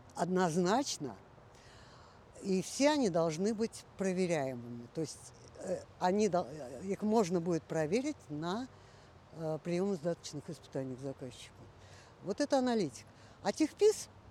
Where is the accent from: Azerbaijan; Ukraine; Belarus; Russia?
Russia; Moscow; also born or lived in Central Asia; когда мне было полгода, родители вернулись в Москву, так что всю свою жизнь я, в общем-то, за минусом этих шести месяцев я живу в Москве